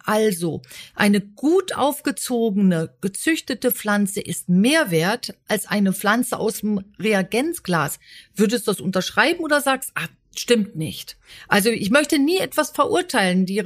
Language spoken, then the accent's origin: German; Berlin, Germany; mit dem zweiten Lebensjahr kam ich tatsächlich nach Berlin mit meinen Eltern, aber ich habe jede Ferienzeit im Siegerland verbracht oder eben auf dem Land, Obergries, Lenkries